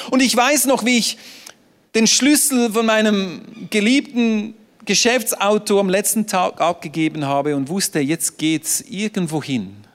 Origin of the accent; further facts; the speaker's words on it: Switzerland; Ich bin Schweizer, ich bin neutral.